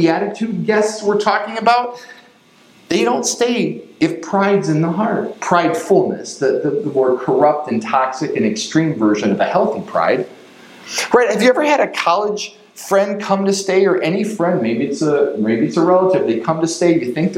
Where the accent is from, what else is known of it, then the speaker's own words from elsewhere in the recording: Chicago, Illinois, United States; we grew up in the Chicago suburbs and went to school in Chicago